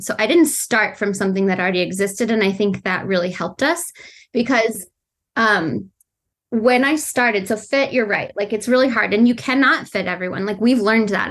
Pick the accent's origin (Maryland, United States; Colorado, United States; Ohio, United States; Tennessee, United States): Colorado, United States; I grew up in Colorado